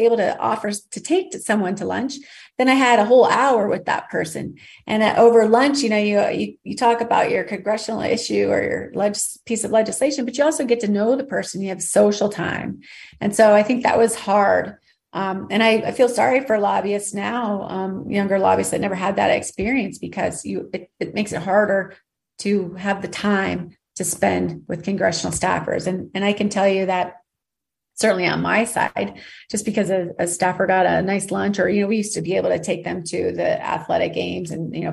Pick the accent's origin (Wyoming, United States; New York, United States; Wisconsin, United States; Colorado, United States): Wyoming, United States; moved away; I came from Wyoming